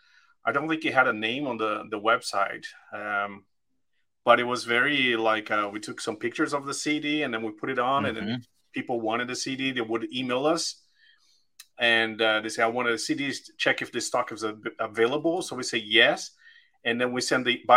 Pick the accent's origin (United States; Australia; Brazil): Brazil; moved away; I'm from Brazil. I'm originally from there